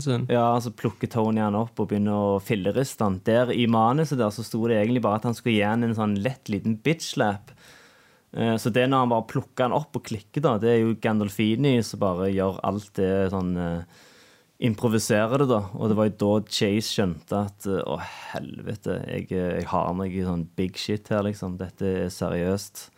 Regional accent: Norway; gjengen jeg vokste opp med ute på Sunde òg

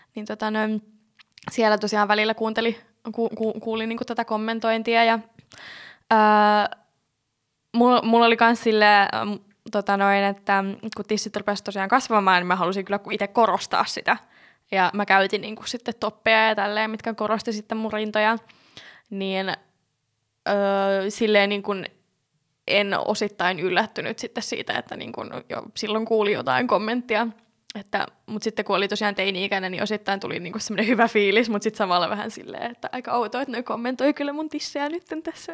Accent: Jyväskylä, Central Finland, Finland; moved away; mä oon alun perin siis Jyväskylästä kotoisin

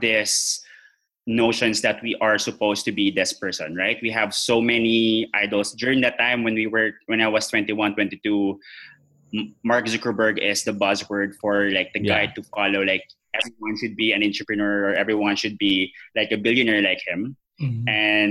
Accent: General Santos, Soccsksargen, Philippines; also born or lived in Iloilo / Makati; I had to go back to my hometown, which is in General Santos

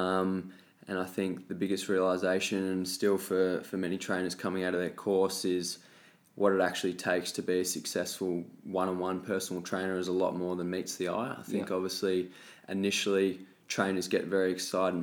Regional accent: Tasmania, Australia; moved away as an adult; also born or lived in Gold Coast; now in Melbourne, Australia; So originally I was born and raised in Tasmania.

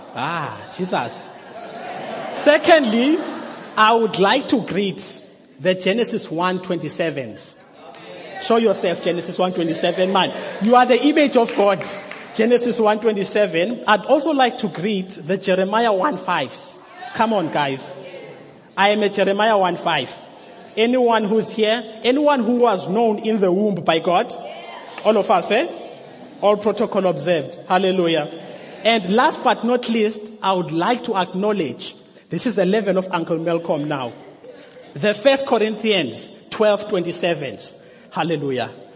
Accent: Mthatha, Eastern Cape, South Africa; I am from Umtata

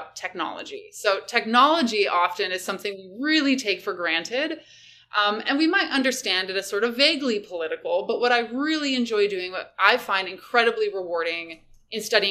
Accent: Redwood City, California, United States; moved away as an adult; also born or lived in San Diego, California / Seattle, Washington / Kingston, Ontario; I was a native of the San Francisco Bay Area. I grew up in Redwood City

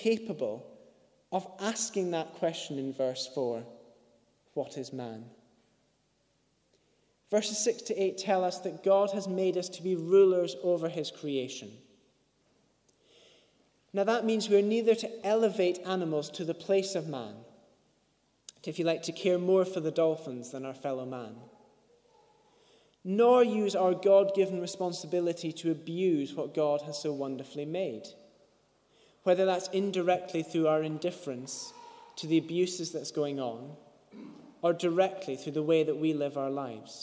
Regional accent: Scotland, United Kingdom; I'm Scottish

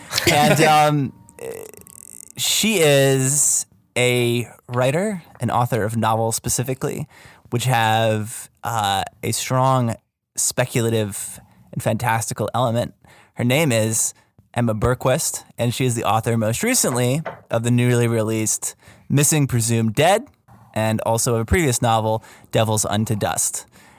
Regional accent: Canada; Teach me how to say I'm a Canadian.

